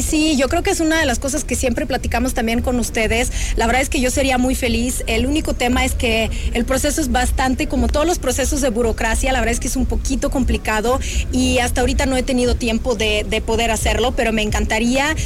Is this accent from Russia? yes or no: yes; Russia; now in Mexico; yo soy rusa